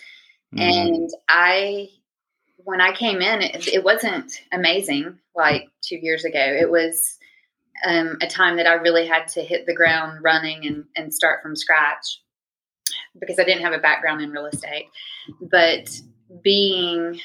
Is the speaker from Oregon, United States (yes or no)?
no; Huntsville, Alabama, United States; moved away as an adult; also born or lived in Pensacola area, Florida; now in Pensacola, United States; born and raised in North Alabama